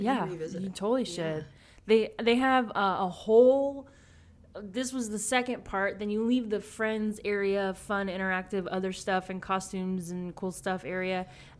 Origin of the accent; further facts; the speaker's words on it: the South, United States; I'm from the South, so anything from the South, like a show, I'm always like, I gotta watch it.